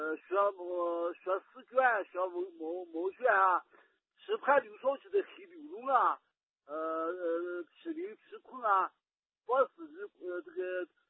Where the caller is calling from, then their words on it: Gansu, China; 水莲你好，我是甘肃的。